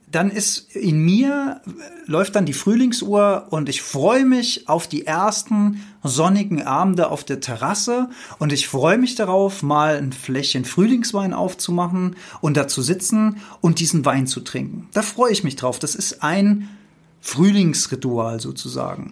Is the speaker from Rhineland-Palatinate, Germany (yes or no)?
yes; Rhenish Hesse, Rhineland-Palatinate, Germany; ich bin in Rheinhessen aufgewachsen.